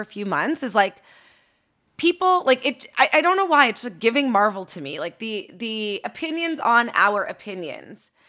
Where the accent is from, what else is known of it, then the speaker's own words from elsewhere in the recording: Canada; now in Los Angeles, United States; I'm in L A, I'm a Canadian.